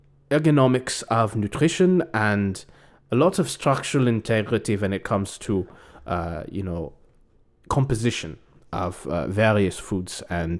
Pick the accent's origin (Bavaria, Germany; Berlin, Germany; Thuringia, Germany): Berlin, Germany; I grew up in Berlin. But we grew up in a little bit outside of Berlin in a small town called Weißesbrock.